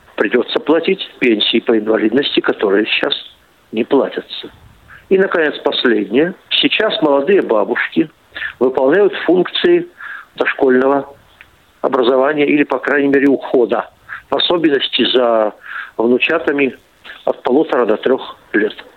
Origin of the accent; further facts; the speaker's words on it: Omsk, Omsk Oblast, Russia; в моем родном городе Омске